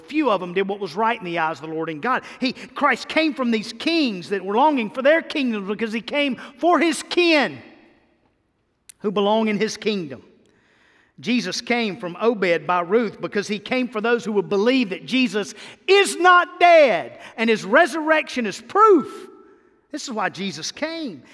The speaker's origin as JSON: {"language": "English", "region": "Mississippi", "country": "United States", "moved": "yes", "lives_now": "Tennessee, United States", "said": "I'm from Mississippi"}